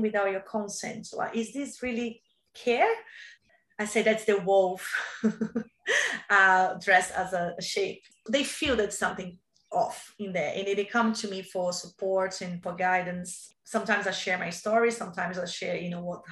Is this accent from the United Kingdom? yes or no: no; Brazil; English is a second language; moved away as an adult; now in Australia; I came from Brazil